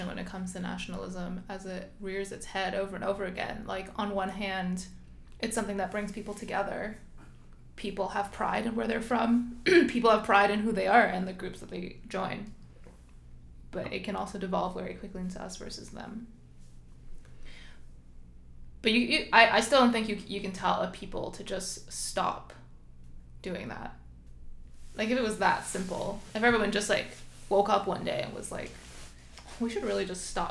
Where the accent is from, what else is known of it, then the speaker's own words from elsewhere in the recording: Canada; growing up in Canada